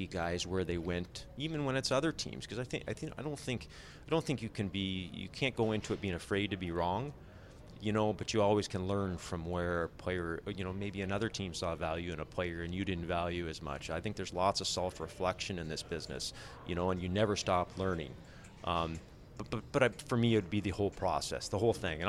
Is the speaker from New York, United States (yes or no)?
no; Alaska, United States; moved away; I'm originally from Alaska, but I moved down to play, you know, hockey in the States, and that's where I've got roots now